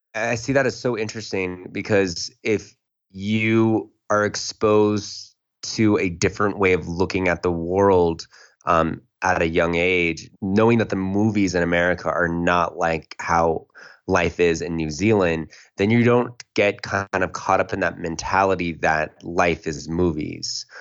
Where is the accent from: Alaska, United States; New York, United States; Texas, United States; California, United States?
California, United States; San Jose; I was born in San Jose, California. And I grew up in a family that, you know, was very traditional